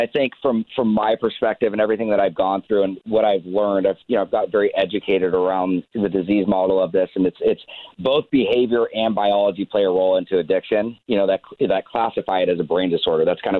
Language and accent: English; Laguna Beach, California, United States; I grew up in Laguna Beach, grew up surfing, skateboarding, snowboarding, wakeboarding, you know, playing baseball, all the things I love.